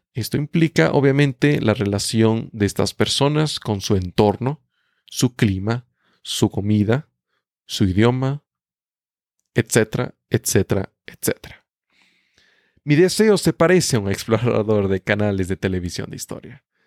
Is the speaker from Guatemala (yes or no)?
no; Ecuador; first language Spanish; Yo nací en Ecuador, un país ubicado en América del Sur. Mi idioma natal es castellano o español.